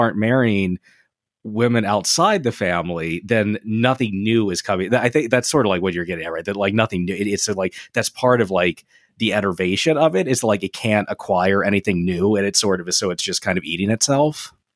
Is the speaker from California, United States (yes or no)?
no; Delaware, United States; Delaware State Fair in my hometown.